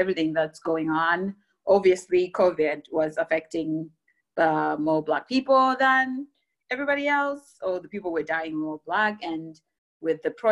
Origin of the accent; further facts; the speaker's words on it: Zimbabwe; moved away as an adult; also born or lived in Germany / Texas; now in Bay Area, United States; I'm coming from Zimbabwe